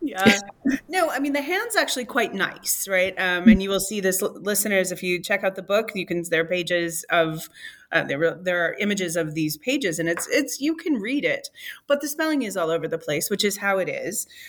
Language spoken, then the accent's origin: English; Michigan, United States; I, as a Michigander, I don't think I'll ever sound like a Floridian